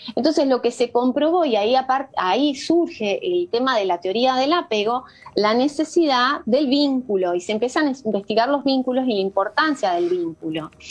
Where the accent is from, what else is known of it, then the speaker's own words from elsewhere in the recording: Coronel Pringles, Buenos Aires Province, Argentina; moved away as an adult; now in Uruguay; me crié en un campo eh, a que queda a 600 kilómetros de, la ciudad de Buenos Aires, que se llama Coronel Pringles